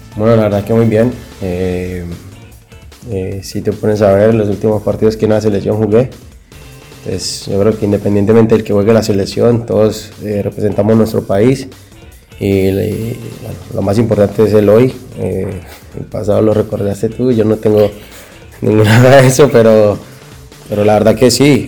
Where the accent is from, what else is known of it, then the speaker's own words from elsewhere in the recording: Colombia; como colombiano